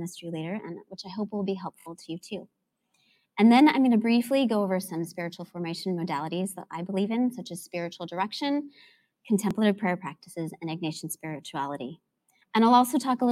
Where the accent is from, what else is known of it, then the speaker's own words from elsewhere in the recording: Southern California, United States; My parents, the next generation, met in Southern California, where I grew up, on a blind date.